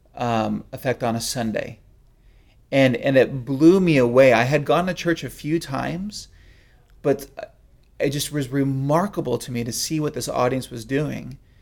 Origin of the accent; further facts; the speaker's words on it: South San Francisco Bay Area, California, United States; growing up in the South San Francisco Bay Area